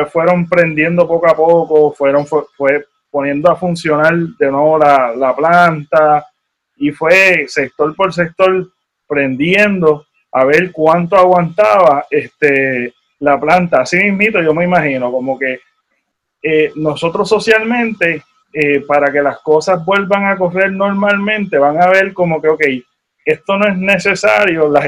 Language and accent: Spanish; Puerto Rico